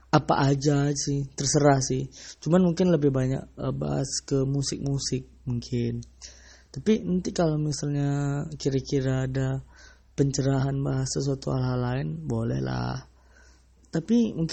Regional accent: Sumatra, Indonesia; aku orang Sumatera sih tapi ya entah entah kenapa menurut aku tuh ya lebih baik bangga dengan uh, dialek atau aksen dari daerah kita masing-masing

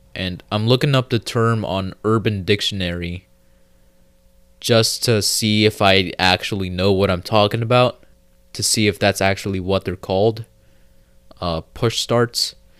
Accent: United States; I'm American

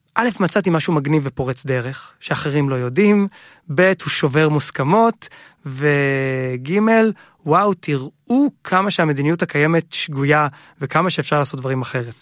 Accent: Hod HaSharon, Central District, Israel; גדלנו בהוד השרון

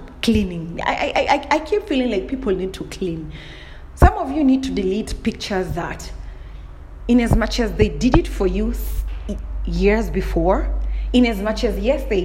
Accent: Kenya; I'm from Kenya

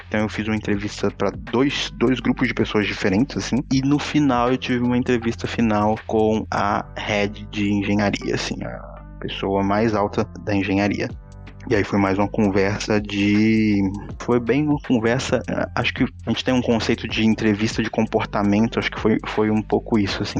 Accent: Minas Gerais, Brazil; moved away as an adult; now in Portugal; moro aqui em Portugal tem 3 anos e meio, mas eu sou original de Minas Gerais

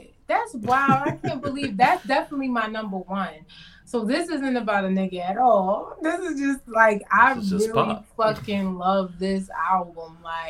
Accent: Baltimore, Maryland, United States; now in Brooklyn, United States; I am from Baltimore.

